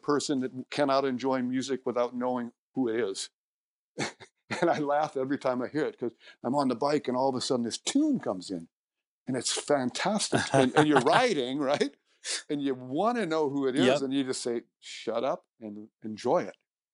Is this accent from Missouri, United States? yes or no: yes; St. Louis, Missouri, United States; now in Vancouver, Canada; I grew up in St. Louis, moved to Vancouver in 83